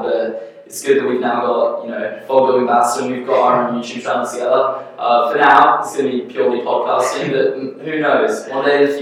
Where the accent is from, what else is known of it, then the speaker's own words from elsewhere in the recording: Australia; moved away as an adult; also born or lived in England; now in United States; I've swapped over from Australia. I obviously grew up there